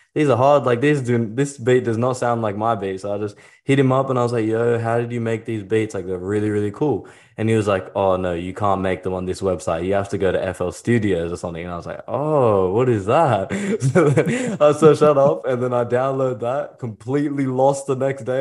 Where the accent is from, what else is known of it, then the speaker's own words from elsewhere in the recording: Sydney, New South Wales, Australia; I'm from Australia.